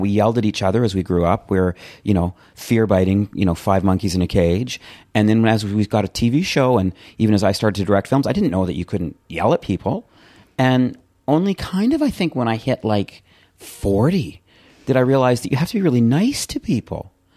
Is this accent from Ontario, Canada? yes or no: no; Calgary, Alberta, Canada; also born or lived in Edmonton; I grew up in Calgary, Canada, in a townhouse community